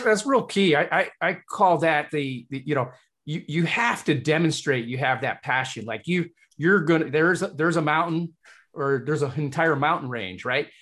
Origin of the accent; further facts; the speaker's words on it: Hull, Yorkshire and the Humber, United Kingdom; moved away; it reminds me of my home country as well. I was born in Hull, uh, England, Yorkshire.